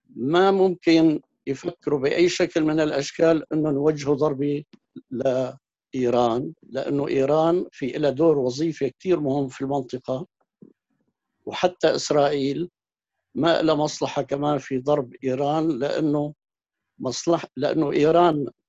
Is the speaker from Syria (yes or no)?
yes; Syria